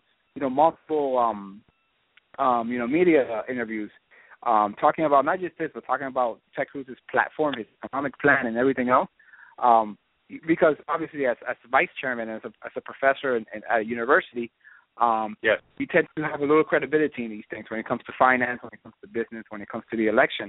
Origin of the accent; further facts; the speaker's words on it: Puerto Rico; born there; I was born in Puerto Rico. I go there all the time.